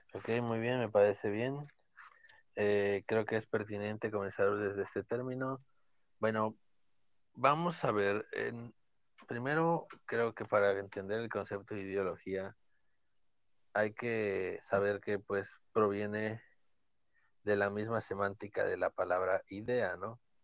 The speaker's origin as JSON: {"language": "Spanish", "country": "Mexico", "said": "nosotros somos de México"}